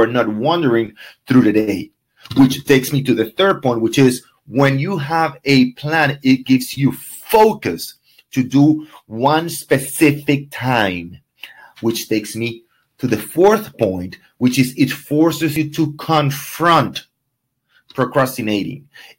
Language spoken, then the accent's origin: English; Ecuador; English is a second language; now in Miami, United States; I came from Ecuador, and all my friends are 20s and do not have any interest on buying. I do not know more than six people in Miami.